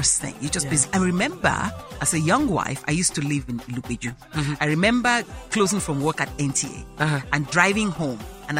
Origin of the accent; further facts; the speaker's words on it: Benin City, Edo, Nigeria; moved away; also born or lived in Italy; I come from Benin. I lived in Benin.